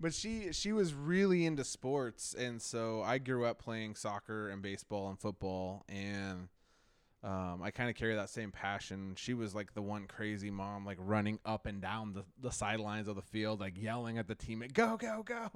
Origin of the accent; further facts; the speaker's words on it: Marysville, Washington, United States; also born or lived in Alaska; here when I was six months old to Old Marysville, Washington, and I have never left